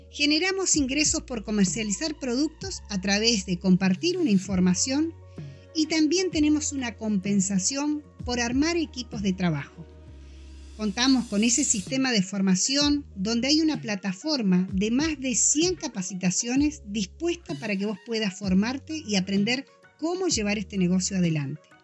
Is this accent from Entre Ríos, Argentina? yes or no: no; Junín de los Andes, Neuquén, Argentina; moved away as an adult; now in Neuquén, Argentina; nací y me crié en Junín de los Andes, un pueblo de la provincia de Neuquén